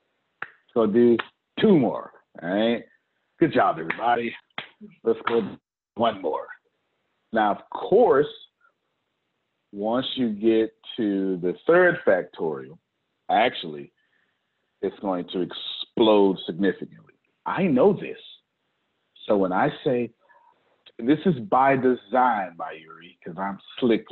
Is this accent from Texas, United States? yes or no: yes; Texas, United States; I'm from Texas.